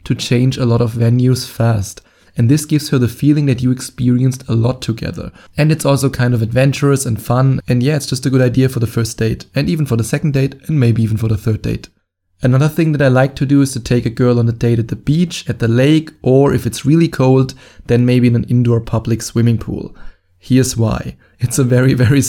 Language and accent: English; Germany; accent: German; English is a second language; my German accent